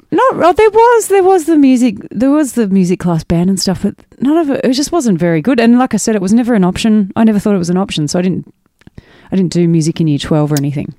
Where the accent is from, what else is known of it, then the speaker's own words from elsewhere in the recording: mid-north coast of New South Wales, Australia; also born or lived in Frankston / Nabiac; I grew up on the mid-north coast of New South Wales